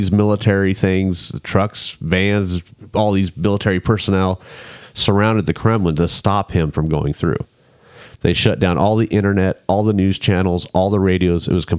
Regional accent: United States; I'm American.

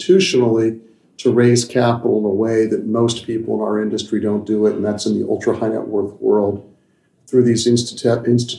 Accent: Washington, District of Columbia, United States; moved away as an adult; also born or lived in New York; So I grew up here. This is my hometown. Mm-hmm. Love Washington.

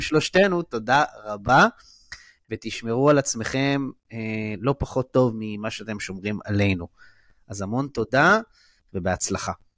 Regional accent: Israel; also born or lived in Givatayim; בתור אה, ישראלי

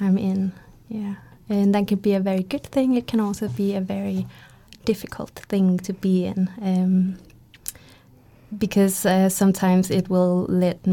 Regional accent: Aarhus, Central Denmark Region, Denmark; I'm born here, but most of my life I've lived around in Denmark

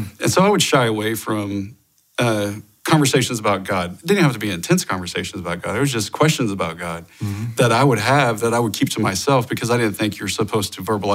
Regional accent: Oklahoma, United States; I grew up in Oklahoma

